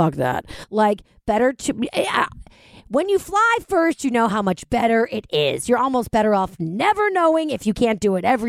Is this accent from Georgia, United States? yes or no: no; New York, United States; moved away as an adult; now in Jersey City, United States; I'm a New Yorker